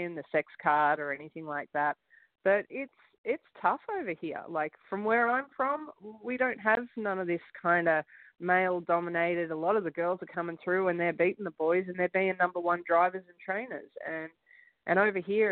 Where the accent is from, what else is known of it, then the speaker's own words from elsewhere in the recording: Gold Coast, Queensland, Australia; moved away as an adult; also born or lived in United States; now in Canada; I'm from Gold Coast, Australia